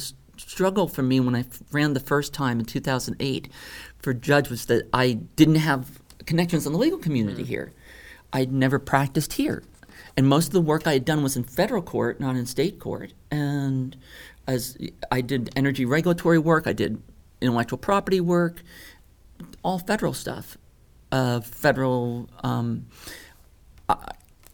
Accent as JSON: {"language": "English", "region": "Louisiana", "country": "United States", "moved": "as an adult", "said": "I'm this weirdo from Louisiana."}